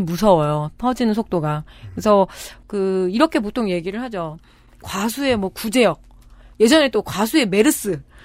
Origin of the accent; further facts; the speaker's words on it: Chungju, North Chungcheong, South Korea; 충주 출신이잖아요. 이제 겁내 춥거든요.